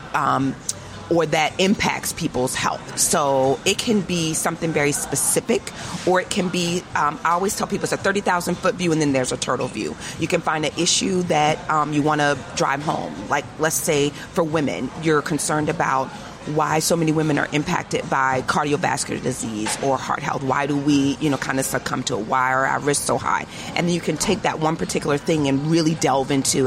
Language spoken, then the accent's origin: English; Crofton, Maryland, United States; that was where I was born and raised.